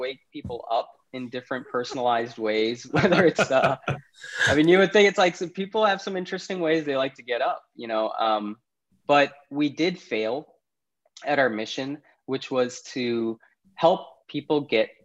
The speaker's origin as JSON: {"language": "English", "town": "Naperville", "region": "Illinois", "country": "United States", "tie": "born or raised there", "also_born_or_lived": "Karachi, Pakistan", "said": "Grew up in Chicago, particularly the suburbs called Naperville. Was lucky enough to go through K-12 in Naperville as well"}